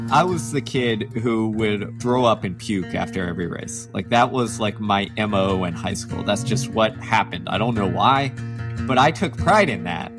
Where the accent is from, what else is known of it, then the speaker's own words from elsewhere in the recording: Texas, United States; growing up in the South, in Texas, as a diehard athlete